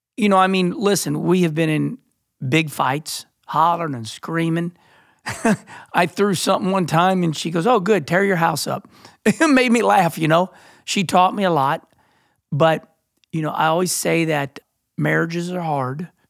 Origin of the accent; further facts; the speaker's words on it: Rolla, Missouri, United States; also born or lived in Arnold, Missouri; growing up in Rolla, Missouri, and then, you know, Arnold, Missouri